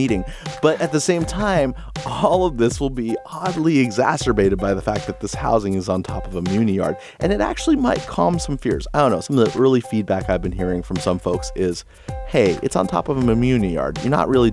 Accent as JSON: {"language": "English", "town": "San Francisco", "region": "California", "country": "United States", "tie": "born or raised there", "said": "I was born and raised in San Francisco"}